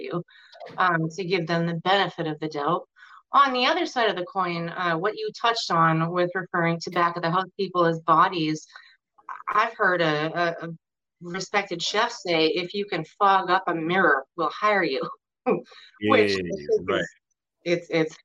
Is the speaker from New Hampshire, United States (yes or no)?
yes; Manchester, New Hampshire, United States; I'm from Manchester, New Hampshire, which is technically a suburb of Boston.